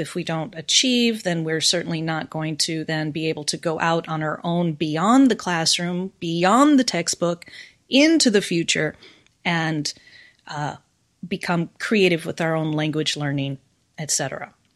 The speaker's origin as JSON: {"language": "English", "country": "United States", "accent": "American", "moved": "as an adult", "lives_now": "Japan", "said": "I am American, but I've been in Japan now for more than twenty years"}